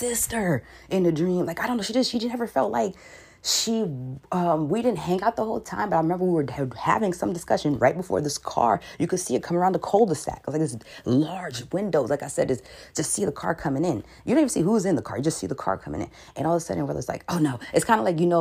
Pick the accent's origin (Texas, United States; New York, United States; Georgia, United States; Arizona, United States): New York, United States; New York City; I'm from New York City